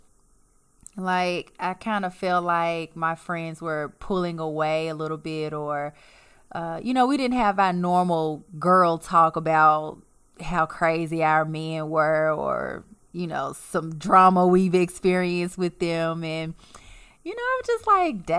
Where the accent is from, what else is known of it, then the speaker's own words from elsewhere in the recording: Memphis, Tennessee, United States; accent: southern twang; moved away as an adult; now in Los Angeles, United States; we're originally from Tennessee.